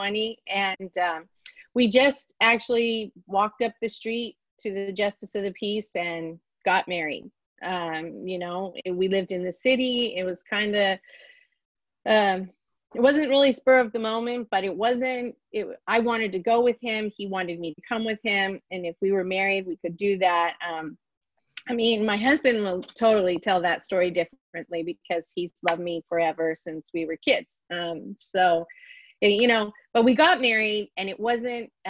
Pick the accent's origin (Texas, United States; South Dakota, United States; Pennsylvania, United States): Pennsylvania, United States; Pittsburgh; moved away as an adult; now in North Pole, United States; we grew up in Pittsburgh, which is a pretty big city